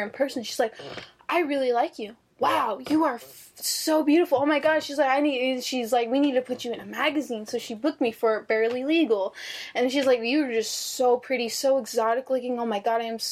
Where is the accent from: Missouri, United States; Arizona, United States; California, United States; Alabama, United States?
Arizona, United States; Phoenix; moved away as an adult; now in Las Vegas, United States; growing up in Phoenix